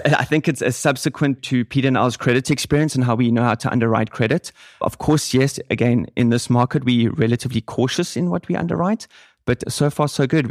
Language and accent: English; Cape Town, Western Cape, South Africa; moved away as an adult; also born or lived in Reutlingen, Germany; now in Germany; I'm from Cape Town, South Africa